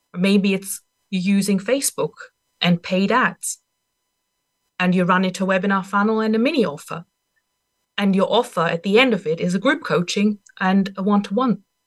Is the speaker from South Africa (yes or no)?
no; Austria; English is a second language; moved away; I'm not even a native English speaker. I'm from Austria originally